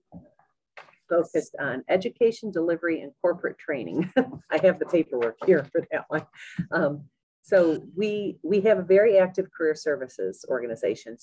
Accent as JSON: {"language": "English", "town": "Parish", "region": "New York", "country": "United States", "tie": "born or raised there", "said": "I grew up in Parrish, New York, little tiny town"}